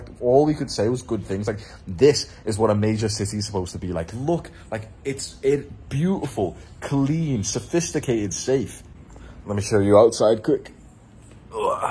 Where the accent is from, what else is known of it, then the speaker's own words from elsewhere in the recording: Manchester, North West England, United Kingdom; moved away; also born or lived in London; I'm from Manchester.